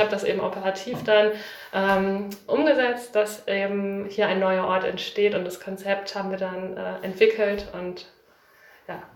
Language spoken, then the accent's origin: German; Bielefeld, North Rhine-Westphalia, Germany; Ich bin tatsächlich gebürtige Bielefelderin